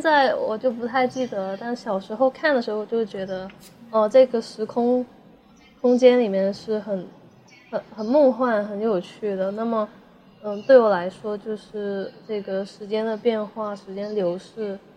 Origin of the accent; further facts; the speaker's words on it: Shenzhen, Guangdong, China; 我一直都在，呃，深圳这边